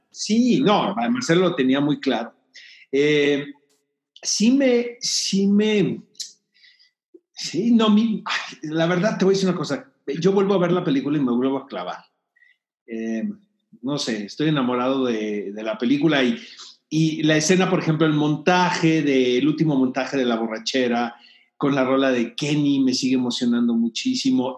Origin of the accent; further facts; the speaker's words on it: Tijuana, Baja California, Mexico; now in Mexico City, Mexico; no soy de aquí, soy de Tijuana, pero me considero chilango adoptado